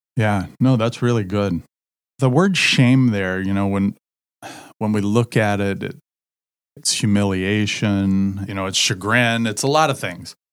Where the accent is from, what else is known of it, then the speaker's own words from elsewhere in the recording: Southern Indiana, United States; moved away; I grew up in Southern Indiana